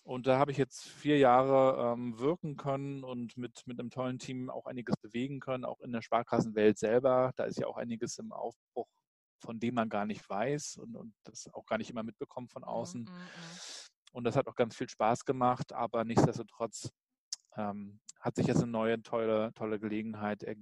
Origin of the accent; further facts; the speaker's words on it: Rostock, Mecklenburg-Vorpommern, Germany; Ja, also ich bin Rostocker Jung, bin also im, in Rostock an der Ostsee aufgewachsen.